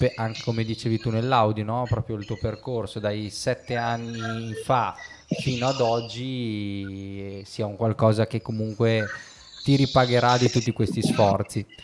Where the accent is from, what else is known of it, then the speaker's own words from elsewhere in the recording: Bologna, Emilia-Romagna, Italy; io da bolognese, visto che siamo vicini di casa